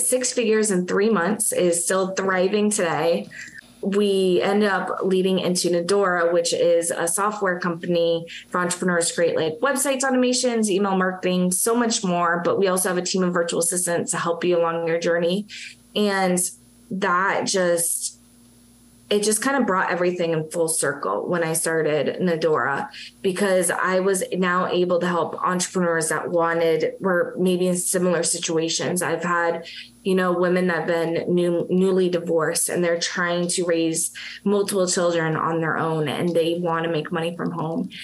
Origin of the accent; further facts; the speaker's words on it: Massachusetts, United States; now in Florida, United States; I'm originally from Massachusetts. I am a masshole